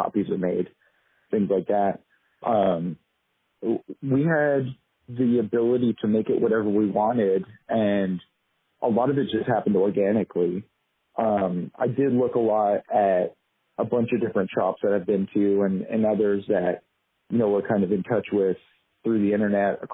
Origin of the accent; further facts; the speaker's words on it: Southern California, United States; I grew up in Southern California